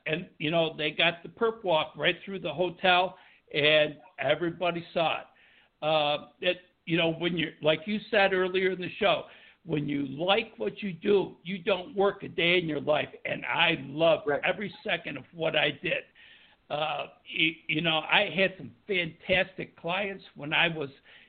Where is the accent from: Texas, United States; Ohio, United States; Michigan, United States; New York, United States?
New York, United States; Buffalo; being from New York and growing up in Buffalo, New York